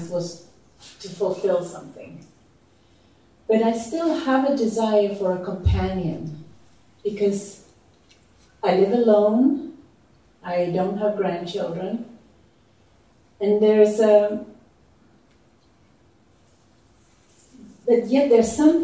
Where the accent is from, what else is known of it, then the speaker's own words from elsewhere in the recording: Sweden; moved away; in my culture where I grew up in Sweden